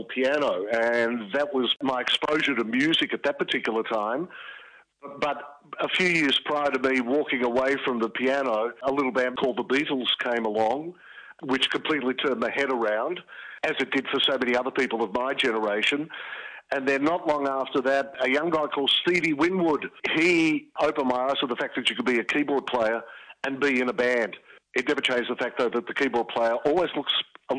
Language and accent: English; Melbourne, Victoria, Australia; first language Greek; English is a second language; I grew up in North Baldwin, which for some reason a few years ago changed to Baldwin North.